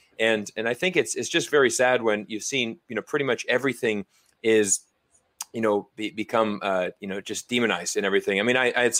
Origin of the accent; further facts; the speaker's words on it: United States; I'm from America.